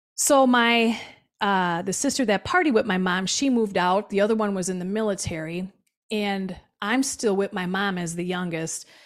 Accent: Milwaukee, Wisconsin, United States; I was born in Milwaukee, Wisconsin, on the South Side

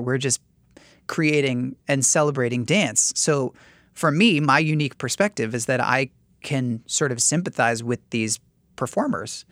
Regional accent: New York City, New York, United States; as a New Yorker

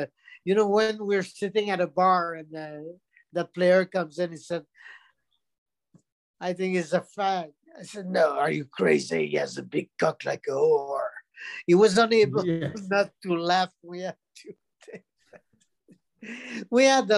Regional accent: Quebec, Canada; English is a second language; I'm from Quebec

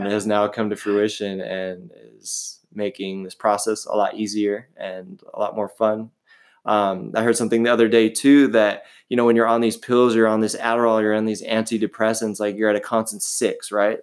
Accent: San Diego, California, United States; now in Huntington Beach, United States; I am from San Diego. Um, I now live in the beautiful Huntington Beach, California

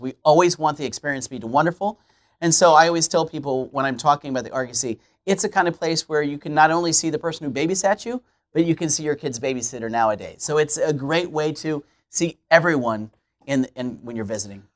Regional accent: Kansas City, Missouri, United States; now in Alton, United States; I'm Kansas City native

